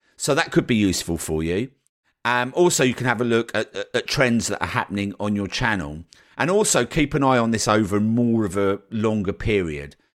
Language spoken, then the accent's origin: English; United Kingdom; as a Brit